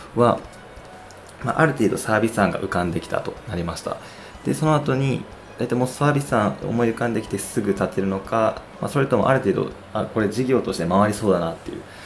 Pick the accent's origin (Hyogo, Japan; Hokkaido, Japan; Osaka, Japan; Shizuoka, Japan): Osaka, Japan; now in Tokyo, Japan; ほぼ帰省していたので、ほとんど東京におらず、大阪にいて